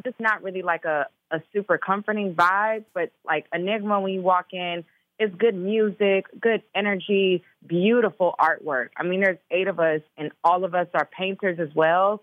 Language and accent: English; Chicago, Illinois, United States; also born or lived in Minnesota; I'm from Chicago too